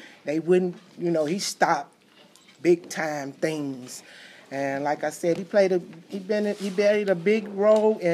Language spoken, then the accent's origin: English; Chicago, Illinois, United States; I was born and raised at Ickes